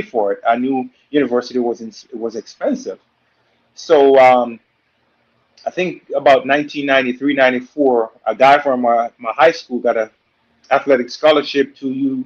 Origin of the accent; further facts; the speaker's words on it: Jamaica; also born or lived in Louisiana; now in United States; I'm from Jamaica. You know, grew up in Jamaica in a two-bedroom home